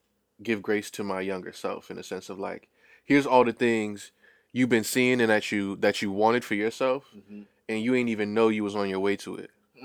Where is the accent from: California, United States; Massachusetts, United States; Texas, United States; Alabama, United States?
Massachusetts, United States; Boston; I actually went to Boston Renaissance Charter School when I was growing up in Back Bay.